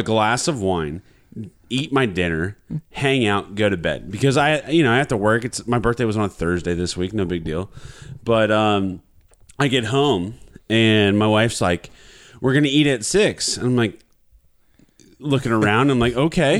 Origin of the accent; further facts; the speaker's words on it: Midwest, United States; I'm from the Midwest